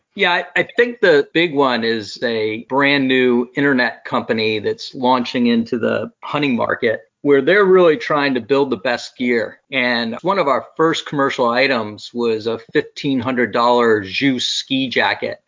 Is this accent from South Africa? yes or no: no; Brazil; moved away; growing up in Brazil